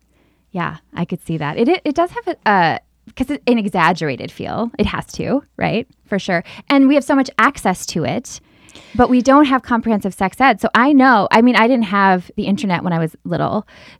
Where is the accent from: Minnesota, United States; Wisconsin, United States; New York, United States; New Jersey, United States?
Minnesota, United States; I grew up in Minnesota.